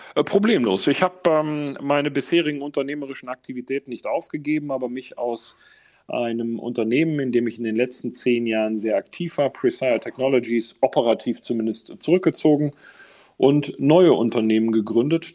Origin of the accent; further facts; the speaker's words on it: Essen, North Rhine-Westphalia, Germany; ich bin ähm, tatsächlich groß geworden, unmittelbar neben einem Eingang zu einer großen Zeche im Essener Norden